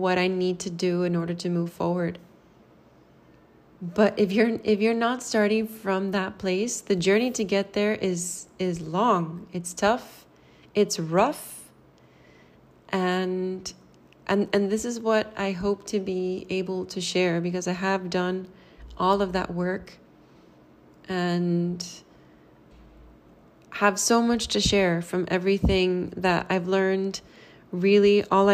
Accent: Miami, Florida, United States; I'm from Miami, Florida in the US

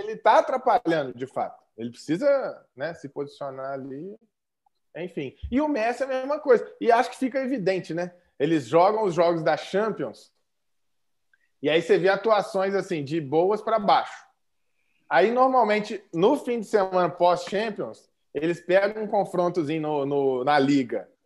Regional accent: Brazil; a gente é brasileiro

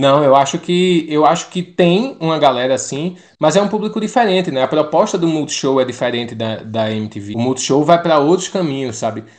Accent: Pernambuco, Brazil; accent: nordestino; Eu sou de Pernambuco

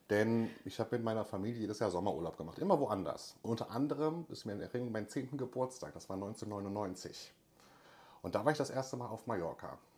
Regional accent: North Rhine-Westphalia, Germany; ich komme aus Raum Köln-Düsseldorf, klar, Medien, Hochburg, Fernsehen und so weiter, das war so meine Welt.

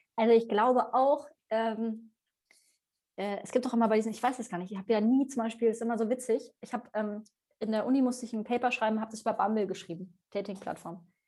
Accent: Bavaria, Germany; now in Hamburg, Germany; Aber ich komme halt aus Bayern

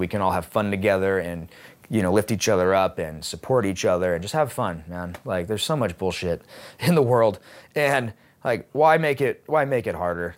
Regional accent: Seattle, Washington, United States; I choose to stay in Seattle and f, operate out of here is because, um, not just, one, it's my hometown

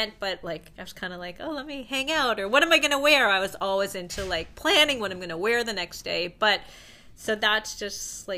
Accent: Toronto, Ontario, Canada; moved away as an adult; also born or lived in United States / Los Angeles; I'm actually from Toronto.

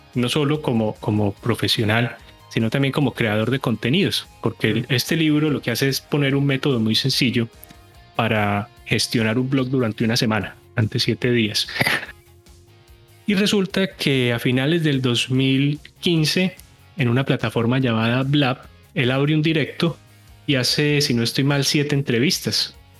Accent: Colombian coffee region, Colombia; moved away as an adult; now in United States; soy colombiano, soy de la zona cafetera

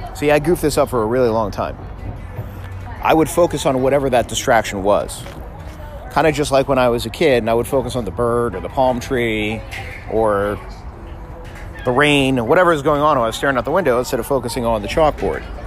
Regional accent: South Florida, United States; I grew up in South Florida

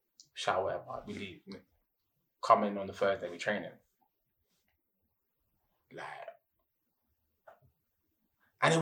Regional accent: London, United Kingdom; I was from Newham.

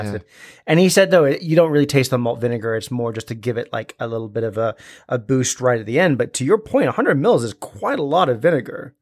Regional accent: Scotland, United Kingdom; as bonny sons of the thistle-covered highlands that we are, we are Scottish

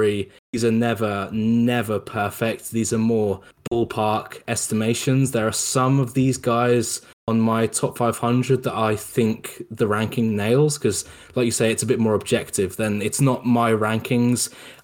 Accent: England, United Kingdom; I'm not American, I'm from England.

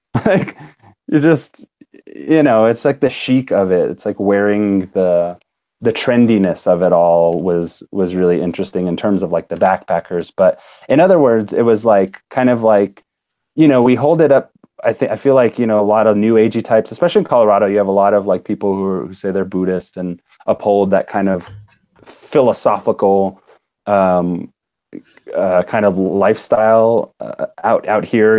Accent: United States; accent: American; when they hear me talk, I'm so like American.

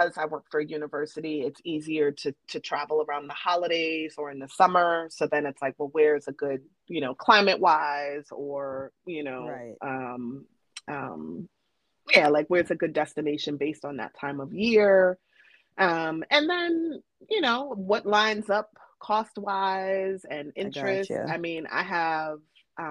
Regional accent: New York City, New York, United States; we grew up partying in Brooklyn in tents

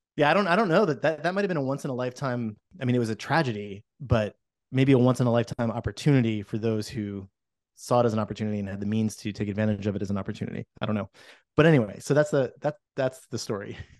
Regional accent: New Jersey, United States; moved away as an adult; now in Portland, United States; I'm from New Jersey, and I came here about a little over twenty years ago

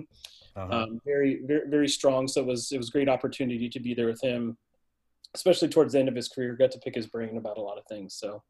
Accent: Fairborn, Ohio, United States; moved away as an adult; now in Westfield, United States; I grew up in Fairborn, Ohio, which is just outside of Dayton. It's where I was born and raised. Went to Fairborn High School, then went to college in the Dayton area

